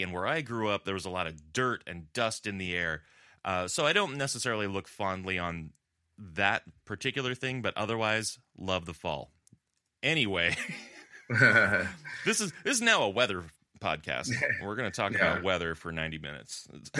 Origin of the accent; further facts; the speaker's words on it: Southern California, United States; now in Buffalo, United States; in Southern California, where I grew up, this is the time of year where you're starting to get the Santa Ana winds coming in.